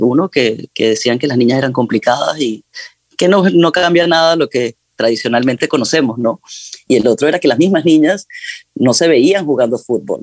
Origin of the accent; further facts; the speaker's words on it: Amazonas, Venezuela; moved away; yo soy de Venezuela, crecí en el Amazonas venezolano